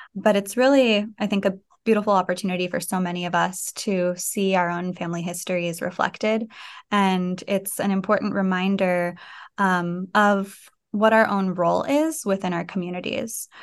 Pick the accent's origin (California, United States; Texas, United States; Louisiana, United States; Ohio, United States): California, United States; Fresno; moved away as an adult; also born or lived in San Francisco / New York / Syracuse; growing up in Fresno